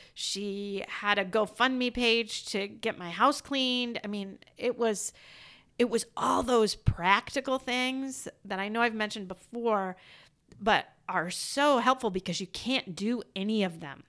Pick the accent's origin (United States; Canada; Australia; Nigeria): United States; Iowa; I'm from Iowa